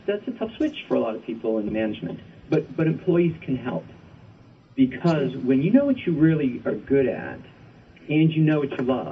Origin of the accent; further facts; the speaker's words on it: Rhode Island, United States; moved away; I'm from Rhode Island originally, and I used to live on the east side of Providence near Brown University